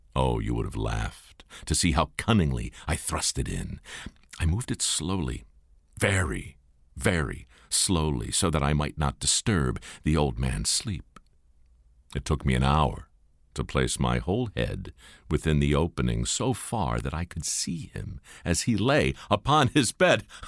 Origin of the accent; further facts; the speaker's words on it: Baltimore, Maryland, United States; moved to my hometown in Baltimore